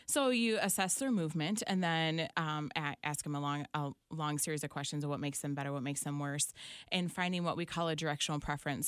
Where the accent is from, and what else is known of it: Clinton, Michigan, United States; born or raised there; also born or lived in Saline, Michigan / Britton, Michigan